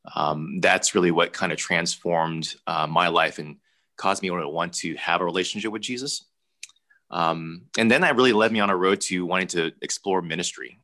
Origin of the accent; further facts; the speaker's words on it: United States; I was born here in the States